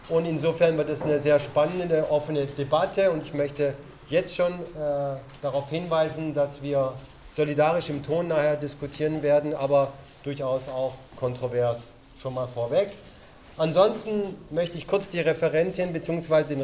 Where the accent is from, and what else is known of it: Dallgow-Döberitz, Brandenburg, Germany